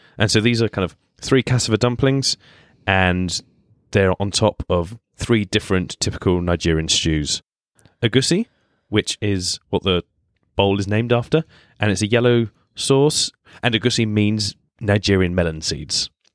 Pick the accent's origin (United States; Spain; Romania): Spain; now in London, United Kingdom; I was born and brought up in Spain. So I've grown up having lots of tapas